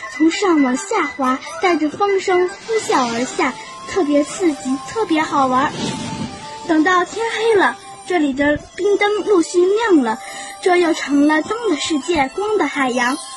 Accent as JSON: {"language": "Chinese", "town": "Harbin", "region": "Heilongjiang", "country": "China", "said": "我是来自哈尔滨，秦人这里小学的"}